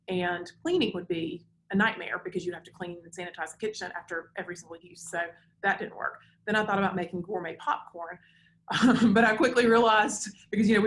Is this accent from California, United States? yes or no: no; Decatur, Alabama, United States; I grew up here in Decatur.